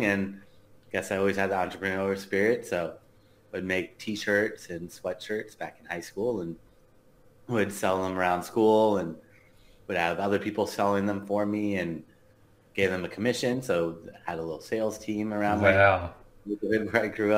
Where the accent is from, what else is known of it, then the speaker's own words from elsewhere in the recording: Los Angeles, California, United States; grew up in Los Angeles